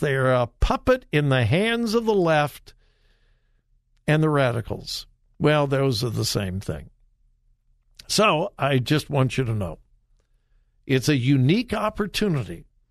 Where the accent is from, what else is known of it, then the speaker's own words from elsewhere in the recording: Southern California, United States; now in Ohio, United States; I grew up in Southern California.